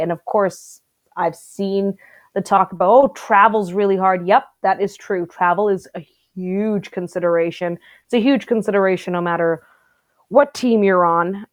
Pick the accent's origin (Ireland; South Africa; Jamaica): South Africa; now in Canada; I grew up in South Africa